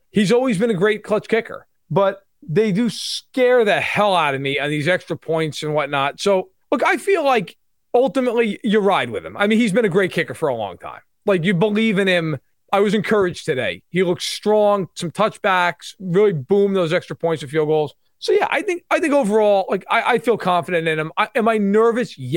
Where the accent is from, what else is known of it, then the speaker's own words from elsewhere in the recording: New York, United States; accent: New York; you bring him on. He has a New York accent, and the people that actually introduced me like with that occasionally, so that helped.